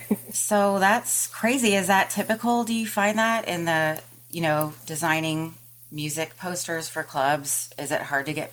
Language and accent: English; Austin, Texas, United States; born or raised there; moved away